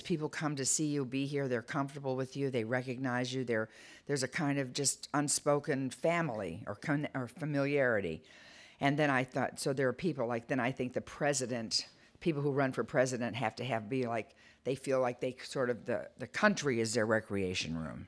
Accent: Detroit, Michigan, United States; I was a blue collar kid. I'm from Detroit

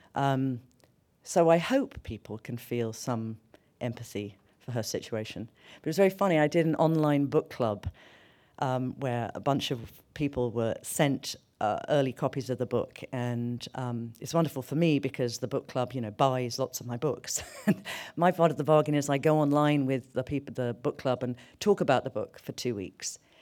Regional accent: London, United Kingdom; moved away as an adult; now in New York, United States; I grew up in London.

